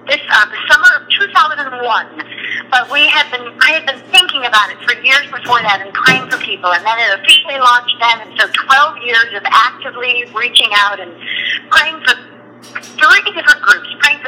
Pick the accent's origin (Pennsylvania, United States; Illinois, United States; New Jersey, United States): Illinois, United States; Chicago; Well, I grew up in Chicago in a house that we believed in God and went to church